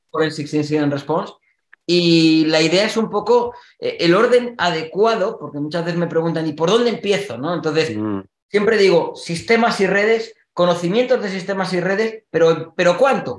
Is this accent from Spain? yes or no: yes; Spain; Que decimos en España